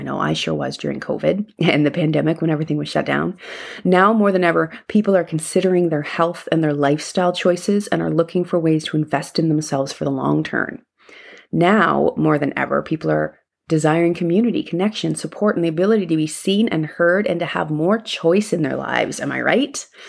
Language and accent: English; Canada; That's Celsius because I'm Canadian.